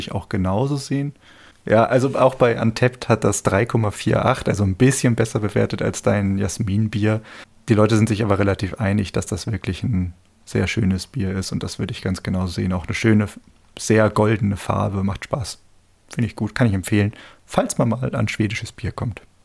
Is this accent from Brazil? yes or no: no; Germany; als Deutscher